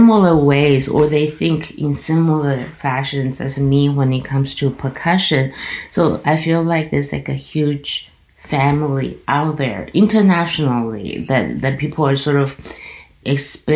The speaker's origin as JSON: {"language": "English", "region": "Kaohsiung", "country": "Taiwan", "tie": "born or raised there", "moved": "yes", "lives_now": "Toronto, Canada", "said": "I come from this city called Kaohsiung, which is like in the south"}